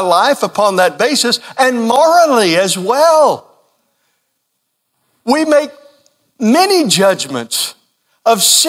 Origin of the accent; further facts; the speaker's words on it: Kentucky, United States; growing up in Kentucky